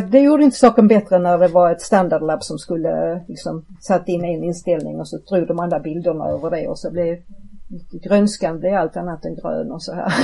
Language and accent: Swedish; Malmö, Skåne, Sweden; jag är född och uppvuxen i Malmö